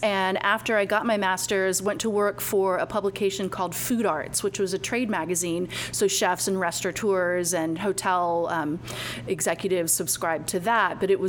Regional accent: Longwood, Florida, United States; moved away as an adult; also born or lived in New York City / Sanford, Florida; I grew up in Longwood, Altamont Springs area. I live in downtown Sanford now

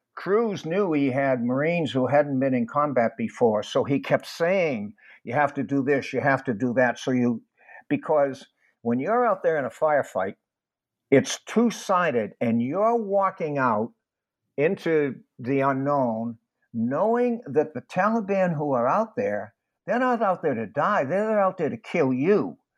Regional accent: Boston, Massachusetts, United States; I was born in Boston when World War II was going on

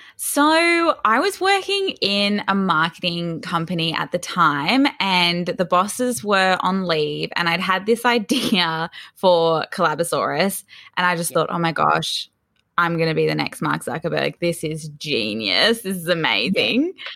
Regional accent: Sydney, New South Wales, Australia; also born or lived in Melbourne; I was actually born in Melbourne, but my parents moved to Sydney's northern beaches, so quite north. We were in Newport, which is fairly close to Palm Beach. I grew up there um, from about three years old

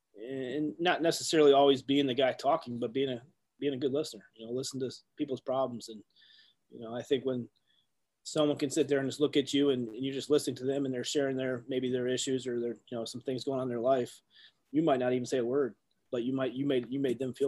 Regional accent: Ohio, United States; growing up in Ohio, like kids like us, you know, we're always Buckeyes through and through

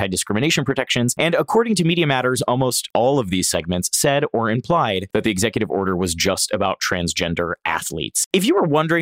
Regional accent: Orlando, Florida, United States; I am from Orlando, Florida, a place where you're either a Disney gay or have dated one

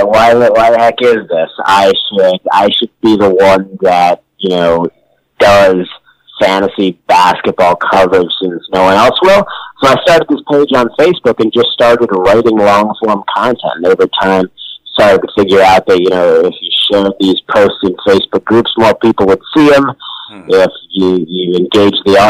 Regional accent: Connecticut, United States; I'm from Connecticut

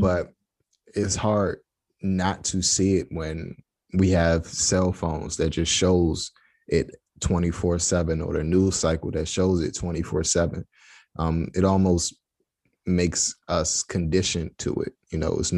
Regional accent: United States; I'm from the States

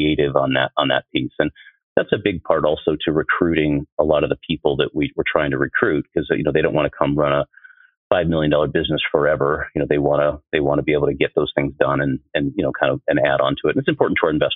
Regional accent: Stark County, Ohio, United States; moved away as an adult; also born or lived in Chicago, Illinois; I grew up in Stark County, Ohio

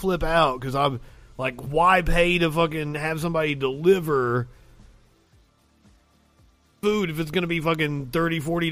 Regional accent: Kentucky, United States; moved away; I'm originally from Kentucky

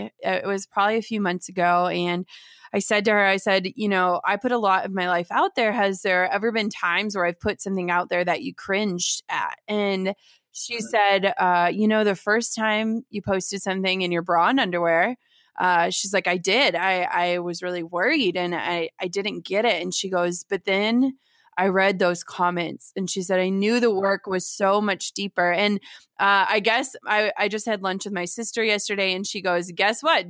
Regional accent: Minnesota, United States; born or raised there; also born or lived in Wisconsin

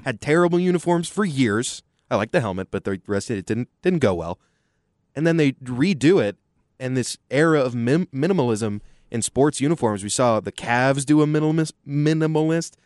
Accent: Austin, Texas, United States; growing up in Austin, uh, football is all about the University of Texas

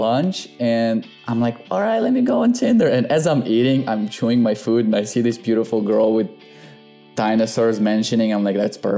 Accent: Tashkent, Uzbekistan; moved away; also born or lived in Florida; I'm from Tashkent City. That's a little city in Uzbekistan.

